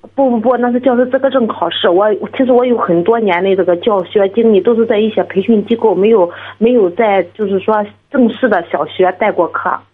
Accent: Zoucheng, Shandong, China; 我是州城，那济宁的

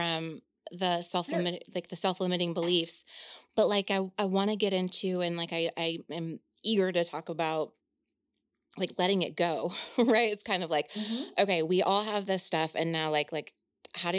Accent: Indiana, United States; I'm from Indiana, and that's the land of cornfields.

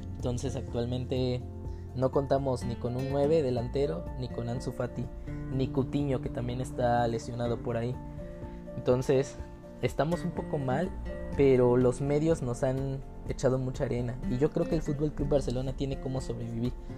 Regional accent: Mexico; soy mexicano.

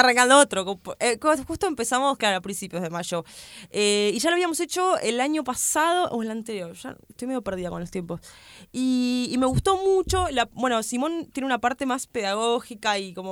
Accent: Argentina; yo soy de Argentina

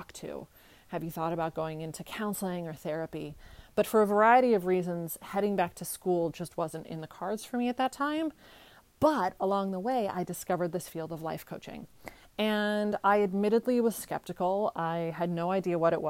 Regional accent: California, United States; moved away as an adult; also born or lived in Bulgaria / New York; I grew up in California.

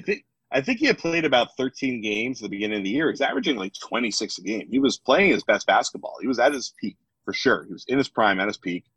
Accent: United States; I'm American

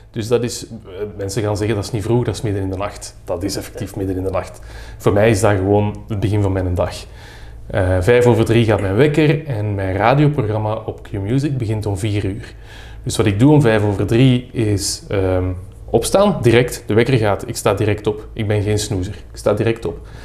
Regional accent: Mechelen, Flanders, Belgium; now in Brussels, Belgium; Ik ben van Mechelen. Hè. Ik, woon ik woon al heel lang in Brussel, maar ik ben van Mechelen.

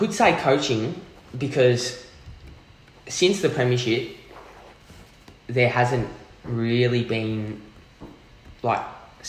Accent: Australia; as an Australian

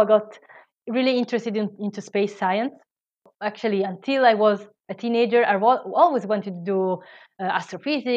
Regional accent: Italy; English is a second language; moved away; I am Italian, I don't know if you hear from my accent

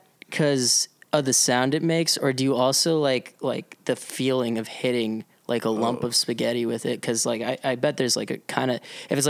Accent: Providence, Rhode Island, United States; I grew up in Providence and on a street that is off of like a busier avenue, but not too busy.

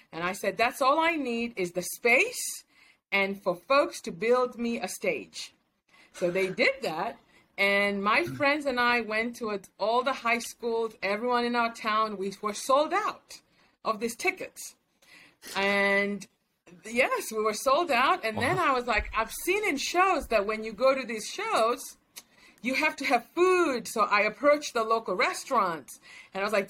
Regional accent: Kenya; moved away as an adult; now in United States; I was born and raised in Kenya

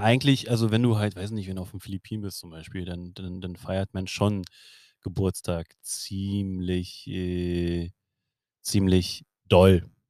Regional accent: Germany; also born or lived in Hamburg; bei uns in Deutschland

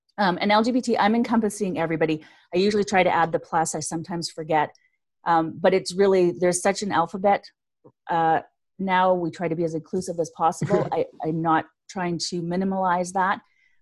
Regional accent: Canada; I'm Canadian

